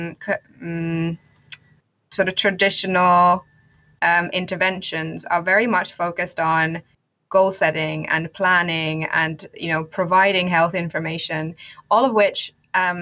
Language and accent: English; Finland; now in United Kingdom; I am originally from Finland, but currently live in the UK.